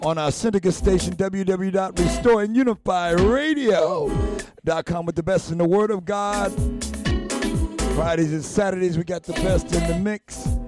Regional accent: New York, United States; we grew up together in New York

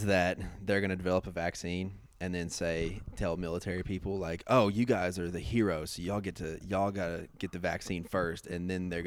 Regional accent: Little Rock, Arkansas, United States; Grew up in Arkansas, grew up in Little Rock, sort of the outskirts, but kind of in the inner city

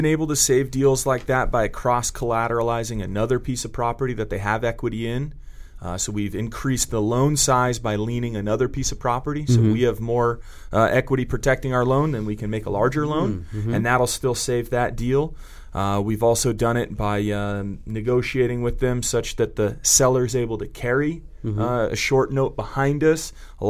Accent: Santa Cruz, California, United States; I'm from Santa Cruz, California originally, and you've seen the t-shirts Keep Santa Cruz Weird, and so it's a town populated with trustafarians and folks who don't work, and so I grew up in that world

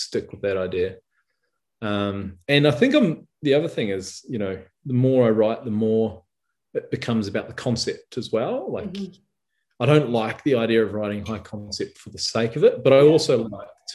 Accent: Rotorua, Bay of Plenty, New Zealand; my hometown of Rotorua

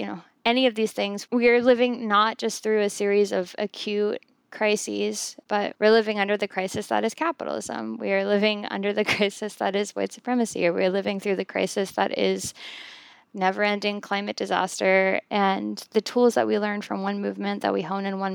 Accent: South Louisiana, United States; so many of us being born and raised in South Louisiana

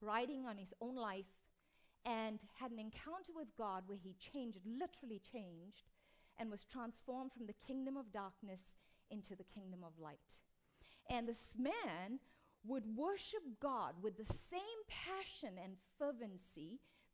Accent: South Africa; I come from South Africa, was born to an East Indian father and an Italian and Scottish mother in apartheid South Africa

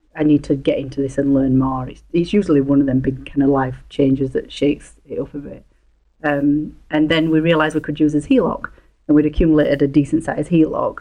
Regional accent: a little town just outside of Leeds, Yorkshire and the Humber, United Kingdom; accent: broad English; moved away as an adult; now in Canada; near Leeds, a little town just outside of Leeds

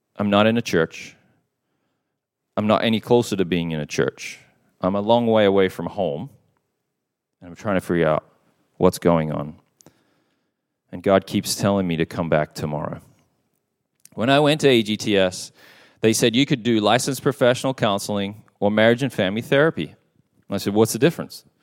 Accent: Perth, Western Australia, Australia; moved away; I was at a church, uh, in my hometown of Perth, Western Australia

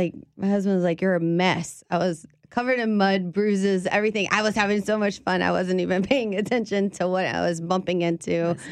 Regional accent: South Louisiana, United States; growing up in South Louisiana, we're like, no, you can eat that.

